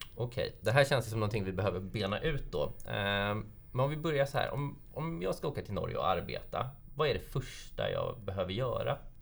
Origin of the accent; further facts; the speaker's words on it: Sweden